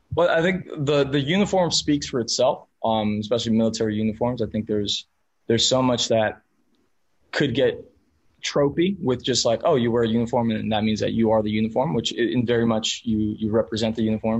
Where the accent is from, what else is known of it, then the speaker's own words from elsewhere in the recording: Miami, Florida, United States; first language Spanish; English is a second language; I'm a first generation American, um, but raised as Spanish as my first language mi mamá mexicana, mi papá colombiano. So like I was, I was just, I, I, was in a small, I was in a pocket of Miami that everyone around me was Hispanic